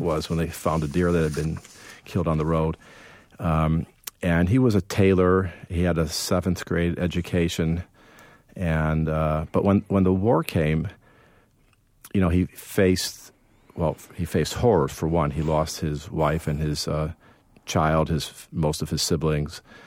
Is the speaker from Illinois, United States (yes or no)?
yes; Evanston, Illinois, United States; I grew up in Chicago